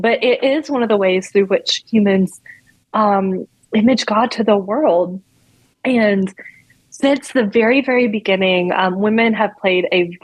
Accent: North Carolina, United States; now in Washington, D.C., United States; I grew up in North Carolina

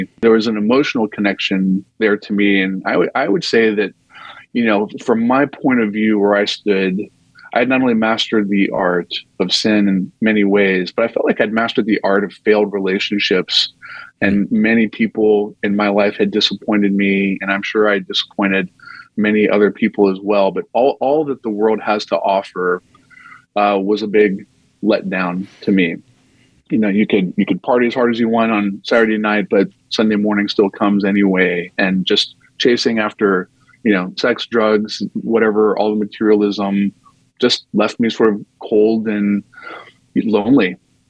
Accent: North Carolina, United States; I grew up in North Carolina and was surrounded by what I would describe, I mean, this semi-charitably as cultural Christianity.

